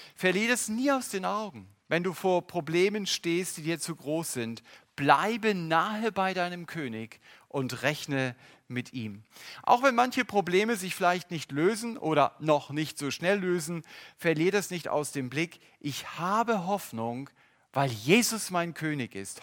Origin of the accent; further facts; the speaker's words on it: Germany; Unsere Grenzen als Deutsche